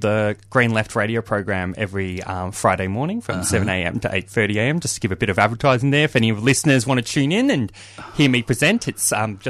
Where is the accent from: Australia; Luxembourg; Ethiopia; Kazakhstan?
Australia; Clayton, Victoria; born there; it says on my birth certificate that I was born in Clayton, actually.